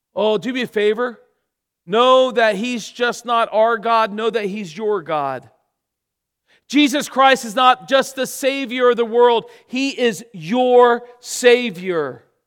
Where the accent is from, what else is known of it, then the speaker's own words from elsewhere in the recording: Florida, United States; moved away as an adult; now in England; We're from Florida